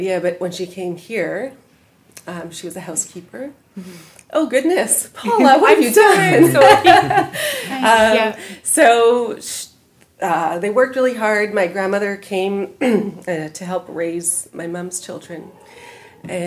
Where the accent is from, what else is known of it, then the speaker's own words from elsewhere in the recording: Vancouver, British Columbia, Canada; moved away as an adult; also born or lived in London; now in Chilliwack, Canada; I grew up in East Vancouver